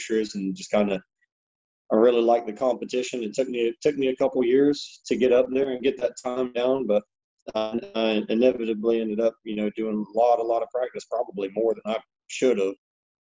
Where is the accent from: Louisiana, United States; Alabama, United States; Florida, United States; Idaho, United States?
Florida, United States; Panama City; I grew up back in Panama City, Florida